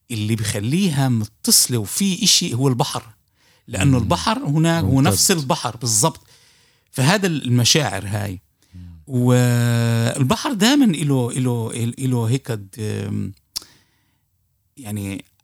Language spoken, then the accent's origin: Arabic; Palestine; ك ك كفلسطيني هي يعني بتذكر المستمعين آه، هنا صغار بالسن